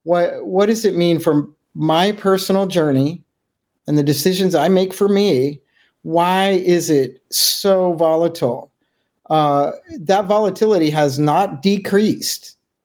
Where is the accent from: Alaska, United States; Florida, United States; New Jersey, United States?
Alaska, United States; Juneau; Juneau, Alaska.